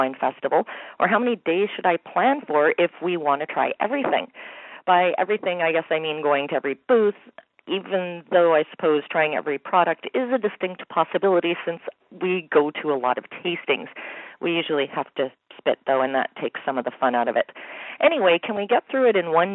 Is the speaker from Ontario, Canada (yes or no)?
no; Winnipeg, Manitoba, Canada; I'm from Winnipeg, Manitoba, Canada